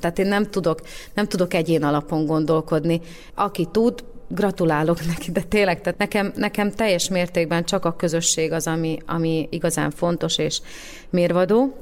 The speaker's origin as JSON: {"language": "Hungarian", "country": "Slovakia"}